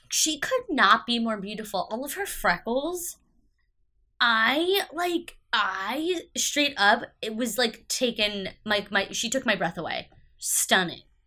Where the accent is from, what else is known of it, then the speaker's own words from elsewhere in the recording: United States; I'm an American